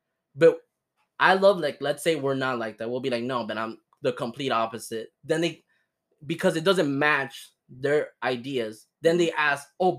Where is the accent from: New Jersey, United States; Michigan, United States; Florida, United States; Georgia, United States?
Florida, United States; Miami; I was born here in Miami.